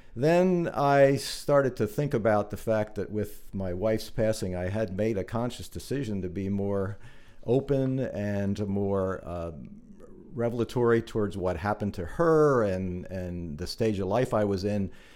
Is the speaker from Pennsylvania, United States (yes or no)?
yes; New Holland, Pennsylvania, United States; also born or lived in Blue Ball; I was born in New Holland. I spent all of my growing up years in New Holland and Blue Ball